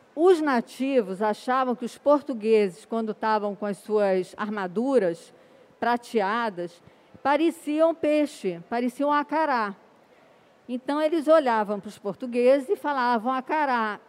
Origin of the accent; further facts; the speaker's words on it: Rio de Janeiro, Brazil; moved away as an adult; also born or lived in England; como carioca da gema, da clara, da casca